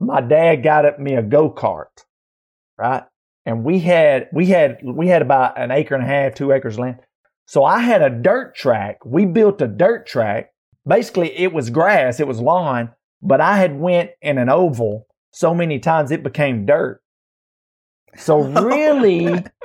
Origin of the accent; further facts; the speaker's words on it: Alabama, United States; I grew up in Alabama playing sports